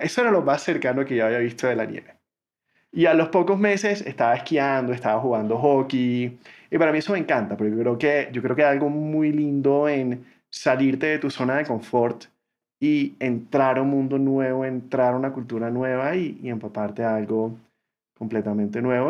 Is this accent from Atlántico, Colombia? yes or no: yes; Barranquilla, Atlántico, Colombia; moved away as an adult; also born or lived in United States; Yo crecí en Barranquilla, Colombia, eh, la ciudad de Shakira y Sofía Vergara.